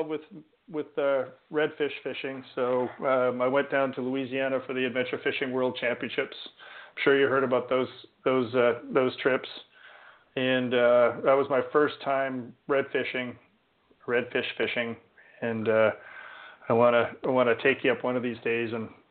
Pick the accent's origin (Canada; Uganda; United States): Canada; as a Canadian